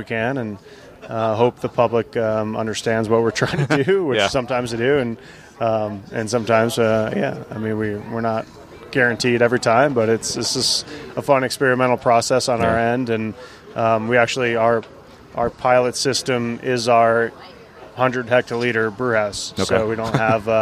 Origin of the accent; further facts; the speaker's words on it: Vermont, United States; now in Boulder, United States; I grew up in Vermont